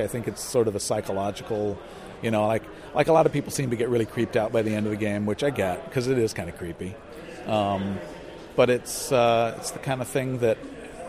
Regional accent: United States; moved away as an adult; also born or lived in Japan; I'm an American

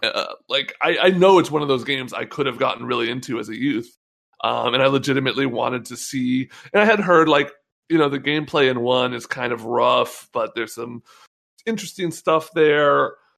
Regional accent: North Bay, California, United States; also born or lived in San Francisco; I've lived in the Bay my whole life. You know, I grew up in the North Bay

